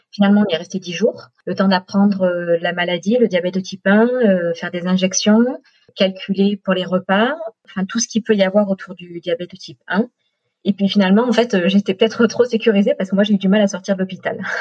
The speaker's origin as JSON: {"language": "French", "town": "Marseille", "region": "Provence-Alpes-Côte d'Azur", "country": "France", "also_born_or_lived": "Brittany", "moved": "as an adult", "lives_now": "Orange, France", "said": "Moi, je suis marseillaise et puis on a voulu partir de Marseille. On a fait trois ans en Bretagne, là où Romain est né. Mais le soleil du sud euh, nous manquait, enfin me manquait surtout à moi. Donc on a à une mutation et on a atterri à Orange."}